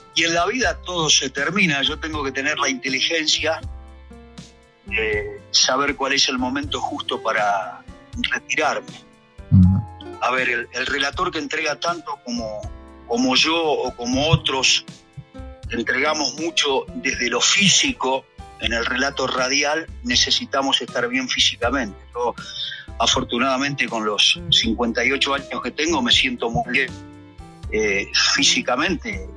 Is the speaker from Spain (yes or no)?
no; Alberti, Buenos Aires Province, Argentina; now in Buenos Aires, Argentina; Yo soy de un pueblo muy chiquito de la provincia de Buenos Aires llamado Alberti